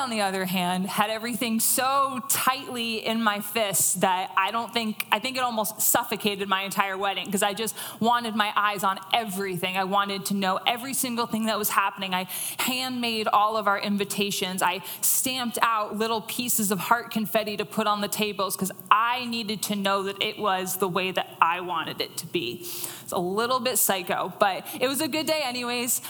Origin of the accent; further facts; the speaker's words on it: New Jersey, United States; in my hometown where I grew up in New Jersey